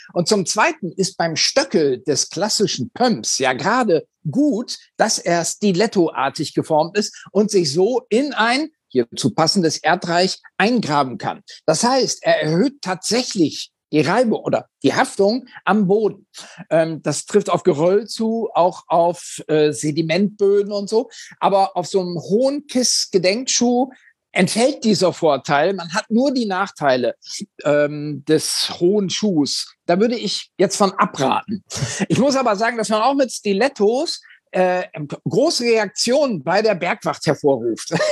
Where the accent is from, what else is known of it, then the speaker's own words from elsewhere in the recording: Oldenburg, Lower Saxony, Germany; in meiner Heimatstadt Oldenburg